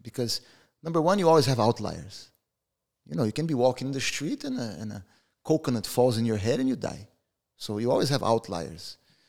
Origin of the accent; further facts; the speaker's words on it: Brazil; We're from Brazil.